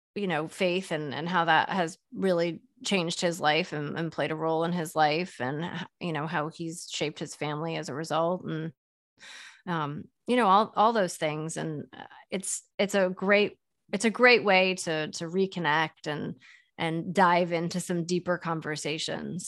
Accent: Boston, Massachusetts, United States; moved away as an adult; also born or lived in New York / Philadelphia; I grew up in the Boston area

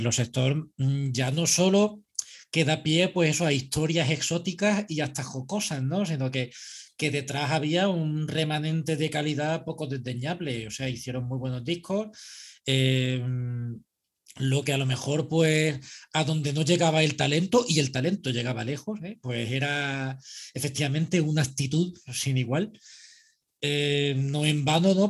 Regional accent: Andalusia, Spain; soy andaluz

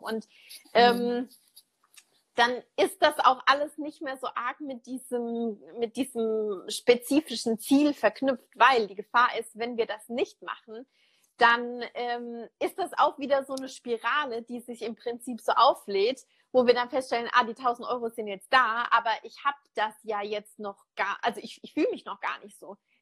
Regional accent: Germany; bei uns in Deutschland

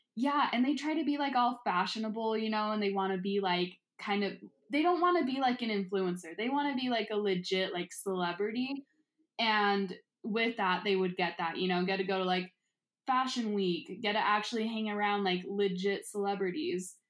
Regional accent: Utah, United States; growing up in Utah, like, it's mainly just white people

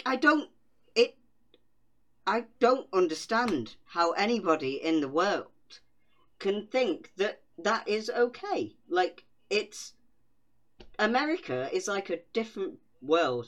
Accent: United Kingdom; I'm British

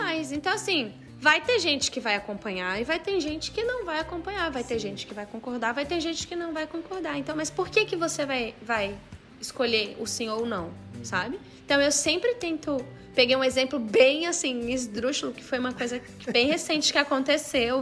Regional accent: Brasília, Federal District, Brazil; sou de Brasília, é uma cidade que é muito direcionada ao serviço público

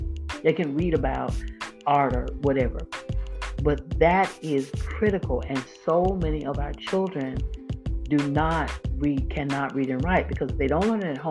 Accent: Florida, United States; I grew up in Florida, and I started elementary school in the late 60s

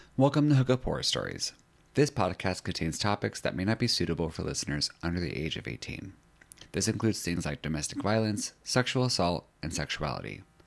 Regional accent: Central Valley, California, United States; I grew up kind of, like, Central Valley, California.

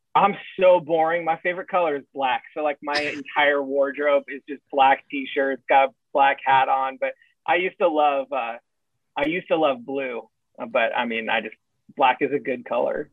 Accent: San Diego, California, United States; I'm from San Diego

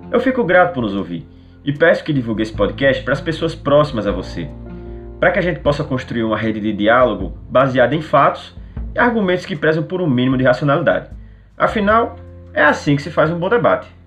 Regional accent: Natal, Rio Grande do Norte, Brazil; Rio Grande do Norte, mais precisamente no bairro de Neópolis. Para ser ainda mais específico, eu nasci e fui criado no Conjunto Neópolis

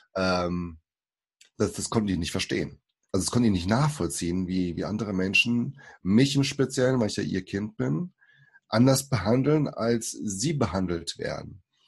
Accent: Germany; first language Portuguese; German is a second language; also born or lived in Suzano, São Paulo, Brazil; ich äh, bin geboren in Brasilien 1980, bin fünf Jahren hergekommen und bin dann hier aufgewachsen in Deutschland

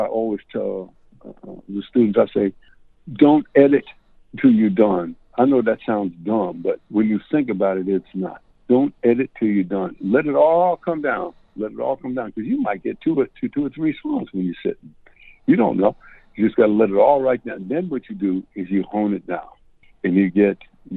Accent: Raleigh, North Carolina, United States; also born or lived in New York City, United States; when I was 3 weeks old, we moved back to Raleigh, North Carolina

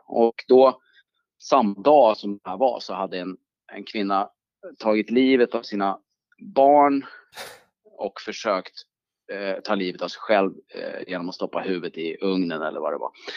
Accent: Sweden; also born or lived in New York, United States / United Kingdom; som okänd svensk

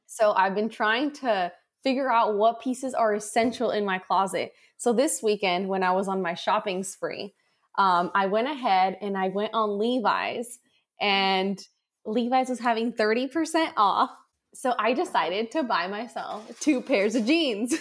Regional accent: San Diego, California, United States; also born or lived in Tijuana, Mexico; I was born here in San Diego, and then my parents lived in Mexico.

